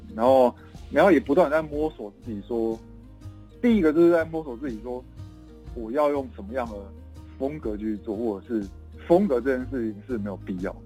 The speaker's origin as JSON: {"language": "Chinese", "town": "Chiayi", "country": "Taiwan", "said": "我是嘉义人"}